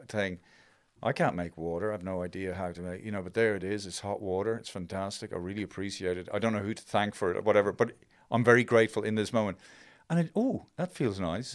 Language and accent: English; Ireland; growing up in Ireland